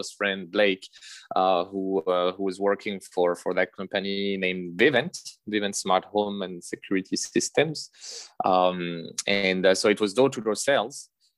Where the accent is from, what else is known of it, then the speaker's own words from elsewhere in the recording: France; moved away as an adult; also born or lived in Lethbridge, Alberta; now in Canada; I grew up in France and I did my studies there